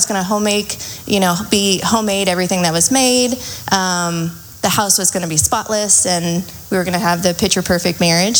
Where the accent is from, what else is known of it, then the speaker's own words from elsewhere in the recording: Joshua, Texas, United States; now in Midlothian, United States; So I grew up in Joshua back when it was a small town. I'm the youngest of four.